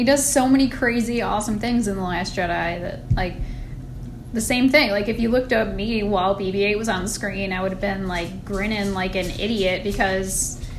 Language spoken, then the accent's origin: English; Michigan, United States; I grew up in Michigan